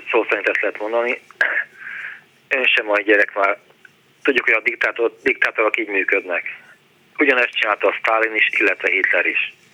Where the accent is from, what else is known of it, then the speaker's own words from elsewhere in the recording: Budapest, Hungary; moved away as an adult; also born or lived in England; én már itt születtem Pesten, tehát én már Estepesti vagyok